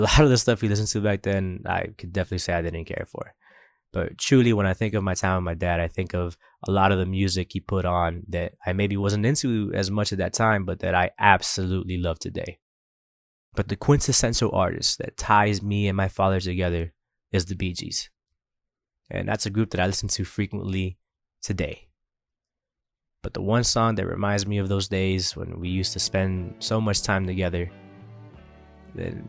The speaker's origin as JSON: {"language": "English", "town": "Coral Gables", "region": "Florida", "country": "United States", "tie": "born or raised there", "said": "I grew up in Coral Gables behind Douglas Park"}